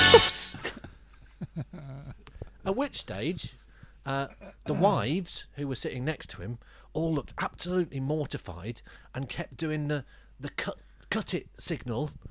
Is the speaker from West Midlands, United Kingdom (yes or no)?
yes; West Midlands, United Kingdom; moved away; I'm from the Wild West Midlands